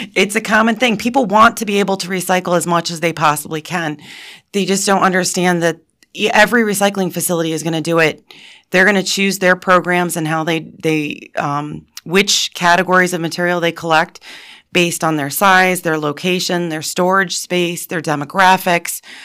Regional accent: Montrose, Pennsylvania, United States; I went to Montrose and then I got my Bachelor of Science degree from Penn State

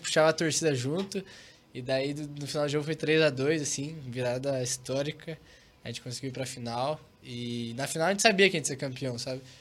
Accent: Curitiba, Paraná, Brazil; moved away as an adult; quando eu chego em Curitiba, só de estar aqui eu me sinto em casa, me sinto, não sei, é, é minha cidade natal

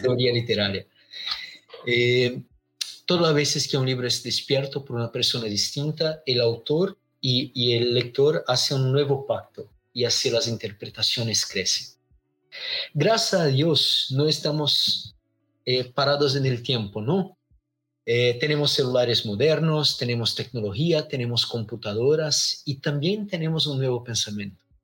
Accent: Londrina, Paraná, Brazil; Spanish is a second language; Soy acá de Brasil, del sur de Brasil, una pequeña ciudad llamada Londrina.

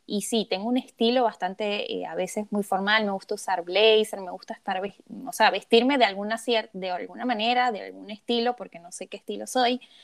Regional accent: Venezuela; moved away as an adult; now in Argentina; yo soy venezolana

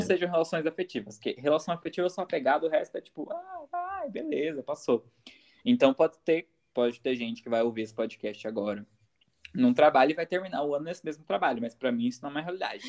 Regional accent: a city near São Paulo, Brazil; não sou de São Paulo, São Paulo. Eu sou é. de uma cidade perto

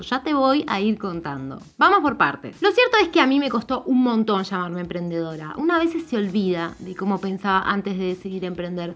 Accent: Argentina; Yo soy mujer, argentina, tengo 36

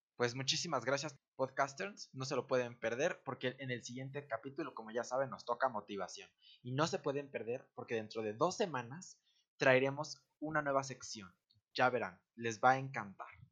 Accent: Mexico; nosotros como mexicanos

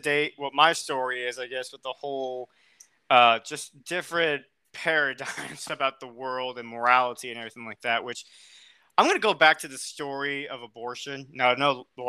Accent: United States; accent: American; my American accent

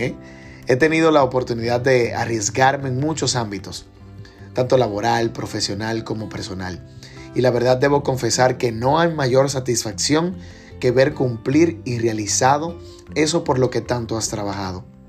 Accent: Dominican Republic; como buen dominicano

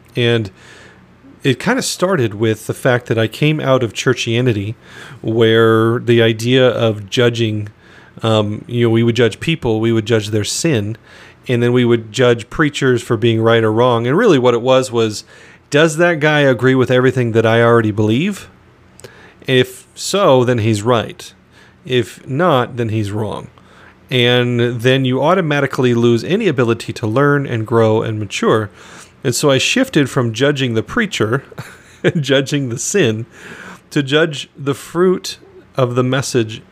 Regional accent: Phoenix, Arizona, United States; also born or lived in northern Michigan; now in Michigan, United States; I'm was born and raised in Phoenix, Arizona

